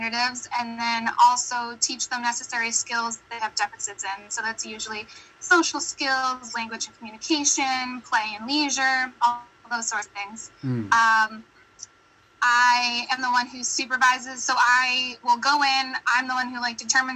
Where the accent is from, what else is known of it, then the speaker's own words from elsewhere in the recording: United States; accent: American; my very American accent